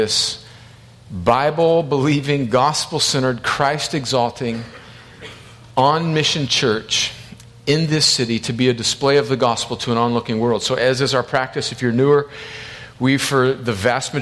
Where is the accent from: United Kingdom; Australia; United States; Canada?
United States; El Centro, California; I grew up on the Mexican border in one of the hottest places in the United States, inland of San Diego, in a little city called El Centro, California